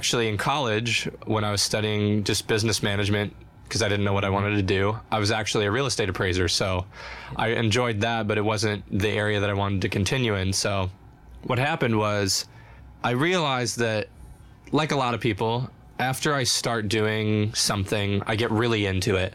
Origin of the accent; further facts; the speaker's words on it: Phoenix, Arizona, United States; moved away as an adult; also born or lived in Tempe, Arizona; now in Nashville, United States; I'm the fourth of five kids, and we grew up in the Phoenix area